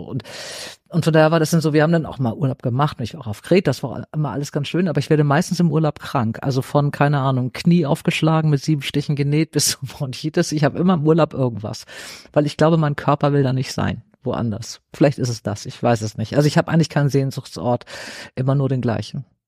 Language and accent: German; Flensburg, Schleswig-Holstein, Germany; also born or lived in North Sea coast (Sylt); now in Hamburg, Germany; ich in Flensburg, also an der Ostsee, eingeschult wurde